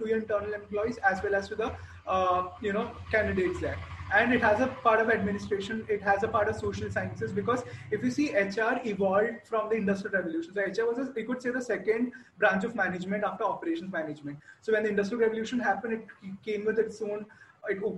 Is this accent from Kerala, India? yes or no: yes; Kerala, India; I come from Kerala.